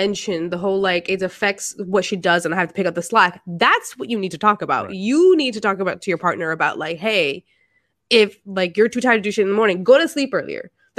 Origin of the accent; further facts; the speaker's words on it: Miami, Florida, United States; moved away; being a Colombian who's from Miami and moving somewhere else.